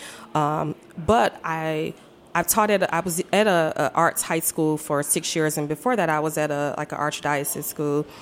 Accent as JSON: {"language": "English", "town": "Detroit", "region": "Michigan", "country": "United States", "tie": "born or raised there", "also_born_or_lived": "Milwaukee, Wisconsin", "moved": "yes", "lives_now": "DMV (Washington, D.C. area), United States", "said": "I'm growing up in Detroit, you know, 7 miles"}